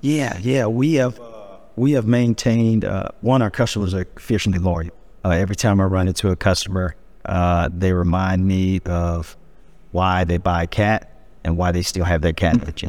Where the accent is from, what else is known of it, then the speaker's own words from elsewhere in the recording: Peoria, Illinois, United States; moved away as an adult; I'm born and raised to a Peorian